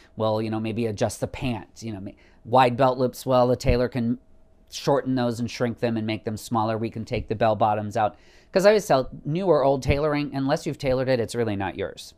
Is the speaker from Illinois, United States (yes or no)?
yes; Savannah, Illinois, United States; now in Chicago, United States; my hometown of Savannah.